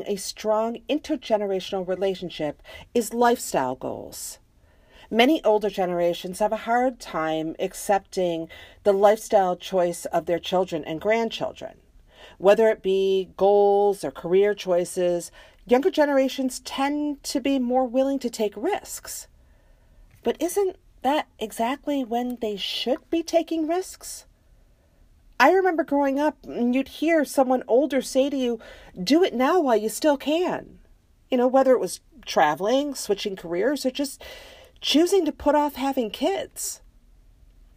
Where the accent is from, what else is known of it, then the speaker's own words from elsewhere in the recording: United States; I am American